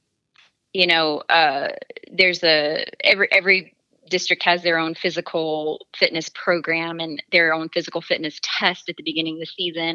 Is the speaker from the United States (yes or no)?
yes; the Bible Belt of the United States, United States; I grew up in the Bible Belt of the United States.